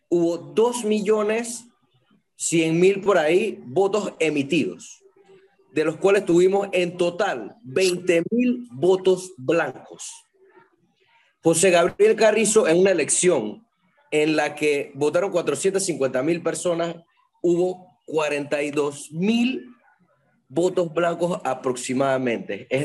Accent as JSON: {"language": "Spanish", "town": "Panama City", "region": "Panamá", "country": "Panama", "said": "No, soy de la, de la, la capital."}